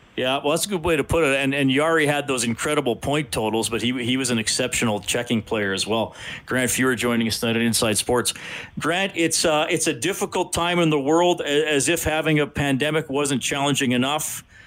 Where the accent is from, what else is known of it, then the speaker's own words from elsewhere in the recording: Evansburg, Alberta, Canada; now in Edmonton, Canada; in junior high and high school growing up in Evansburg